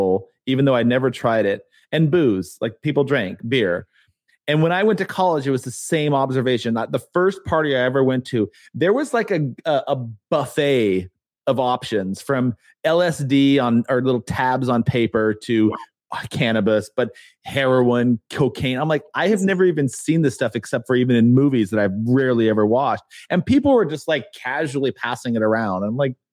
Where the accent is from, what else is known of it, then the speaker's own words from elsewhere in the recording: Pueblo, Colorado, United States; moved away as an adult; also born or lived in California / Connecticut; I went to school in Pueblo, Colorado, and in California, and I grew up in one of the poorest towns